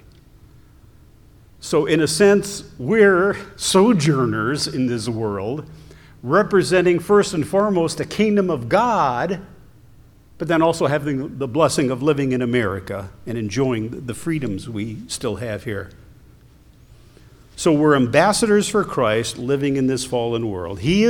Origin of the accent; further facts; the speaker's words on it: Ohio, United States; moved away; I'm originally from Ohio